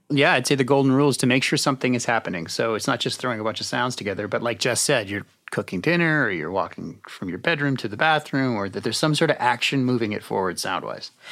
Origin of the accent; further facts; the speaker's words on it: Canada; I'm from Canada